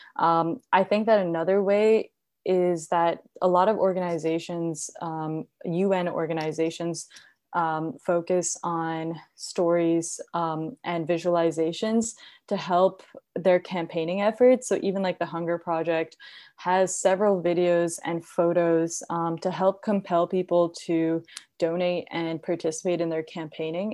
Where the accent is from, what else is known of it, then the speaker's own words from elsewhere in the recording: India; now in United States; I grew up in India